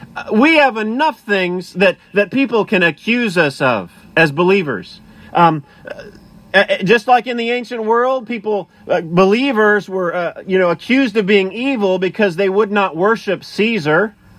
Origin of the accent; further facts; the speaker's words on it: United States; as American citizens